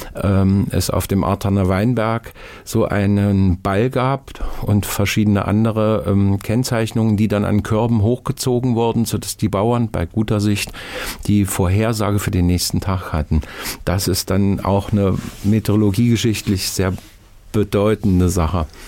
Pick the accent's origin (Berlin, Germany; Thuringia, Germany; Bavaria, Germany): Thuringia, Germany; Nordhausen; Nordhausen, meine Heimatstadt